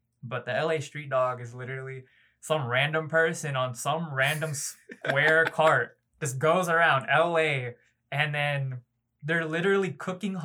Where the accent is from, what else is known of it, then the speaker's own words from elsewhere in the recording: Philippines; also born or lived in Los Angeles, California, United States; now in Tennessee, United States; I actually call the Philippines where I grew up over there, I actually call that place home